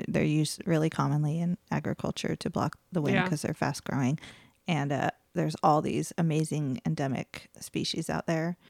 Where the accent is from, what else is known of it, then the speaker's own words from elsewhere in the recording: Santa Barbara, California, United States; I grew up on the Mesa.